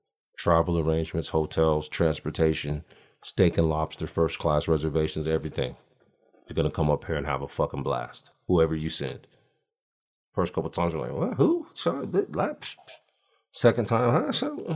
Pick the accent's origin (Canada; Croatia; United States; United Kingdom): United States; Alaska; Dude, I'm from Alaska.